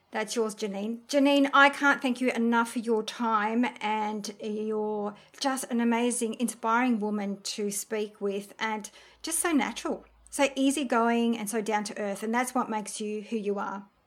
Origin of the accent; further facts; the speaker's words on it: France; we're from France